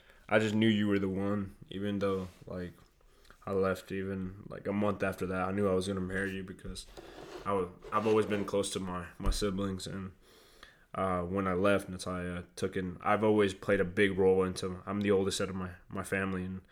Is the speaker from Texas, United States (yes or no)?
yes; Fort Worth, Texas, United States; also born or lived in Venezuela; I'm first generation over here from Venezuela. And was born there. I was raised over here in Fort Worth